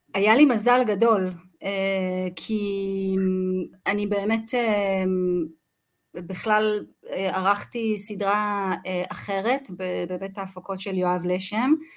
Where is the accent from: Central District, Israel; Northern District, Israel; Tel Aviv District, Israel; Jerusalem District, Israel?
Northern District, Israel; Kinneret; גדלתי בצפון, גדלתי בכנרת